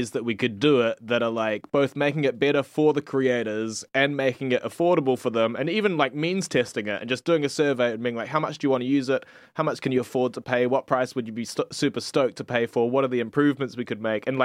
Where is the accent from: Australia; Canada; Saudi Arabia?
Australia; I'm from I come from Australia, although a lot of people think that I have a New Zealand accent.